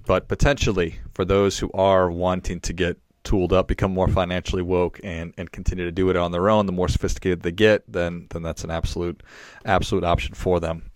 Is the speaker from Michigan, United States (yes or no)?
no; Duluth, Minnesota, United States; I was from Duluth, Minnesota